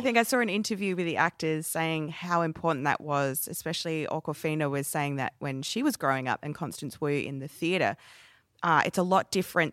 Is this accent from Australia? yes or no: yes; Adelaide, South Australia, Australia; my hometown of Adelaide.